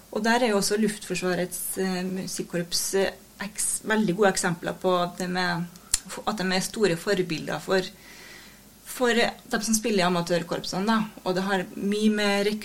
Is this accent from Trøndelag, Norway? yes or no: yes; Steinkjer, Trøndelag, Norway; moved away as an adult; now in Trondheim, Norway; jeg er jo fra Steinkjer, da.